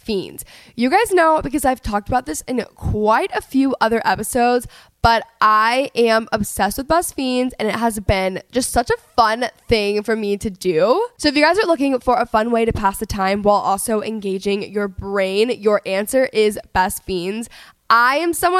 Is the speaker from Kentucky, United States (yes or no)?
no; Dallas, Texas, United States; now in Los Angeles, United States; I'm from Texas